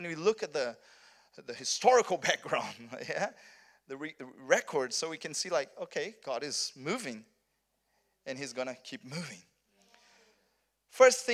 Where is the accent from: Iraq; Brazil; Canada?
Brazil; South Region; English is a second language; moved away as an adult; also born or lived in Rio de Janeiro, Brazil; I'm from Brazil, but I'm from south of Brazil